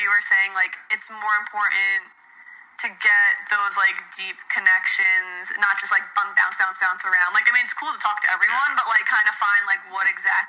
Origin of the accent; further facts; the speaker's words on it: East Coast, United States; we grew up on the East Coast